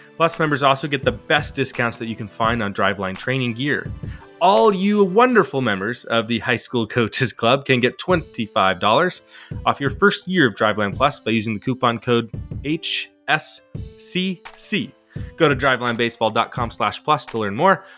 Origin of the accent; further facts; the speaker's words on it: Salem, Oregon, United States; here in my hometown, Salem, Oregon